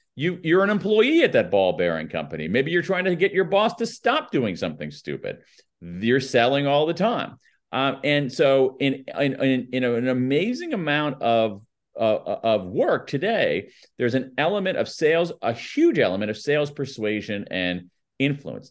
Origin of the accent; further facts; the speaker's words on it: United States; accent: American newscaster flat accent; my American accent, my my my my my American newscaster flat accent